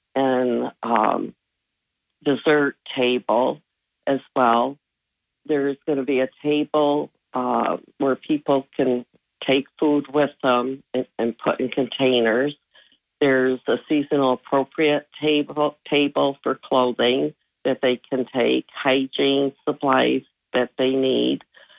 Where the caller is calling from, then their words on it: Johnson City, New York, United States; No, it's in Johnson City.